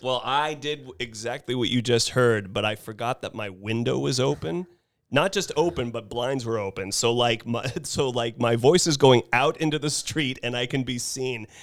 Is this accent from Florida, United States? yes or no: no; Carmel, California, United States; I get uncomfortable when I say I'm from Carmel